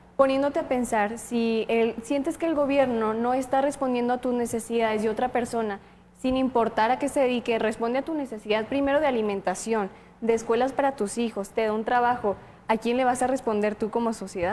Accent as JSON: {"language": "Spanish", "country": "Mexico", "said": "para todos como mexicanos"}